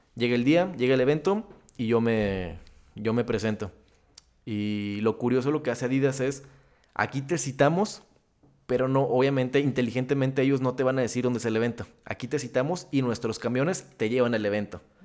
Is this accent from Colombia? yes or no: no; Torreón, Coahuila, Mexico; soy de Torreón, soy lagunero, paisa